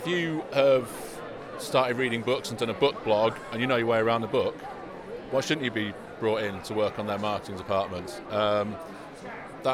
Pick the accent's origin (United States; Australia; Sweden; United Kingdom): United Kingdom; Daventry, East Midlands; Amazing. Daventry.